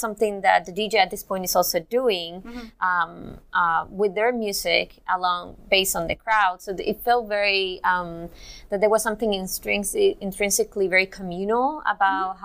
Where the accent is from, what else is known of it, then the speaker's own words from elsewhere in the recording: Cuba; I'm also Cuban